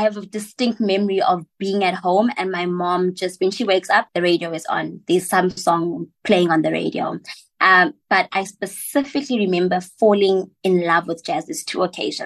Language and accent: English; West Rand, Gauteng, South Africa; also born or lived in Johannesburg; now in Cape Town, South Africa; I'm from the West Rand and I'm currently based in Cape Town.